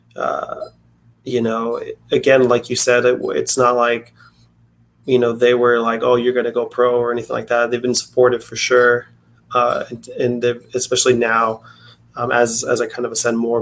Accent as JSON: {"language": "English", "town": "Tucson", "region": "Arizona", "country": "United States", "said": "I'm from Tucson, Arizona"}